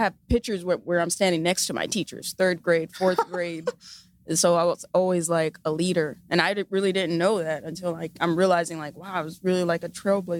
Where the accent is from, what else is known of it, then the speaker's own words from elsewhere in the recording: Pasadena, California, United States; Yes. Nice. Yeah, from Pasadena.